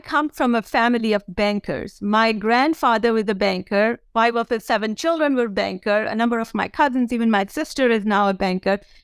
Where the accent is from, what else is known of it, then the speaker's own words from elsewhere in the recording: India; moved away; I grew up in India as the oldest of four daughters for my parents